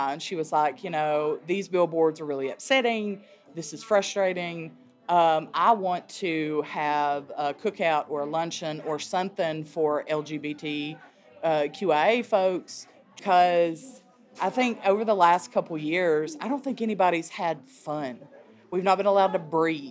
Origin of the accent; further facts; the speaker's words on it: Clintwood, Virginia, United States; also born or lived in Norfolk, Virginia; I grew up in Clintwood